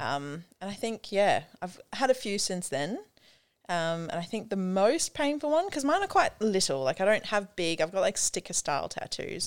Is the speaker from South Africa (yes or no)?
yes; South Africa; I'm from South Africa